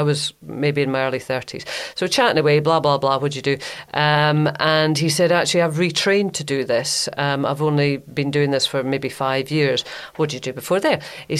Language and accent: English; Grangemouth, Scotland, United Kingdom; moved away; I had a really nice time in my hometown of Grangemouth.